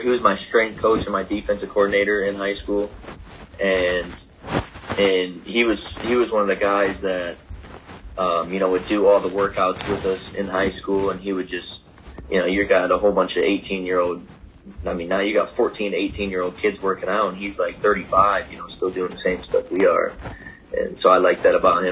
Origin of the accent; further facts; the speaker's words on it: Michigan, United States; moved away; born and raised in Michigan